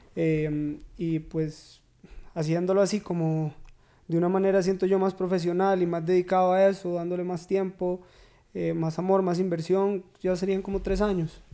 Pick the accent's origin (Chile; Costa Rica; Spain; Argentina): Costa Rica; Turrialba, Cartago; moved away as an adult; now in San José, Costa Rica; yo soy de Turrialba, de Loma Azul.